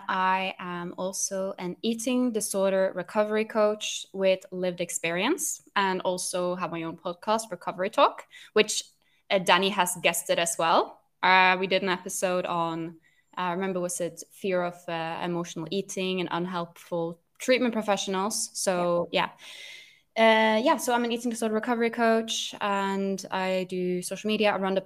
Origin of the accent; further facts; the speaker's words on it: Norway; English is a second language; now in London, United Kingdom; I'm Norwegian, so you can maybe hear my accent. It's a little bit hard to identify. People usually can't quite tell where my accent is from because it's a bit of a mix of everything. I'm Norwegian, but I am living in London.